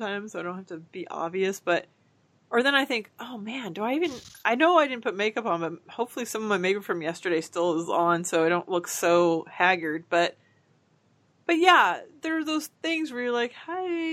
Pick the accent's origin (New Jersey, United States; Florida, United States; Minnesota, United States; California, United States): California, United States; Orange; I'm from a city called Orange